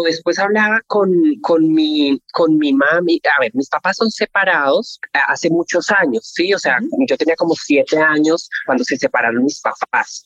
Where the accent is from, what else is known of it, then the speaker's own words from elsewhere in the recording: Colombia; soy colombiana